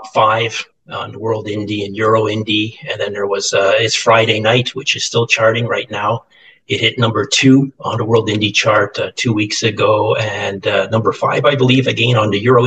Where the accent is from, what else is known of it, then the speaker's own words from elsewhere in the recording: Canada; Being a Canadian